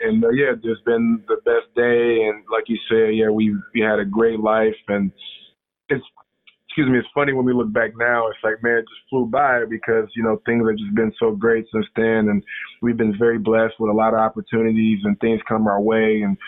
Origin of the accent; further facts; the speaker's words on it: Ohio, United States; now in Macomb, United States; I am from Ohio, but no, I live in Macomb, Michigan.